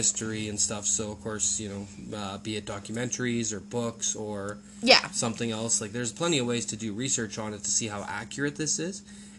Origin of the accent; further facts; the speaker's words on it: Canada; we're Canadian citizens, and also I'm English heritage